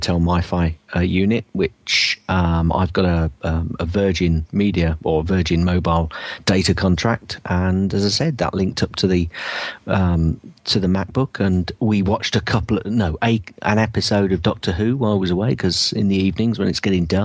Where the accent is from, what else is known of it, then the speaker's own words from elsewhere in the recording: Northampton, East Midlands, United Kingdom; Northampton, my hometown